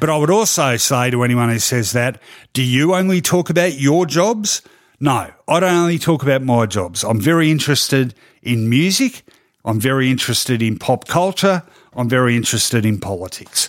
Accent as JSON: {"language": "English", "town": "Melbourne", "region": "Victoria", "country": "Australia", "tie": "born or raised there", "said": "I grew up in East Melbourne, which was a very traditionally conservative area"}